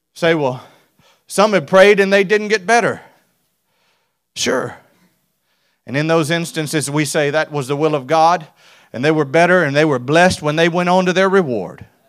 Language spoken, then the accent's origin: English; South Louisiana, United States; I'm from South Louisiana.